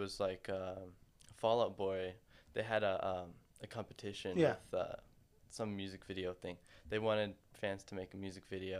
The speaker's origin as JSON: {"language": "English", "town": "Huntington Beach", "region": "California", "country": "United States", "tie": "born or raised there", "also_born_or_lived": "Anaheim, United States", "said": "Yeah, I really, really lived in Huntington Beach growing up."}